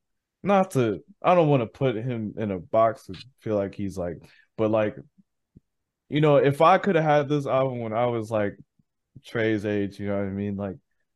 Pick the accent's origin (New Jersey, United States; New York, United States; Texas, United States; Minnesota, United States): Minnesota, United States; Saint Paul; moved away as an adult; now in Minneapolis, United States; I'm from St. Paul, and I ended up moving to Minneapolis, and Minneapolis, Minnesota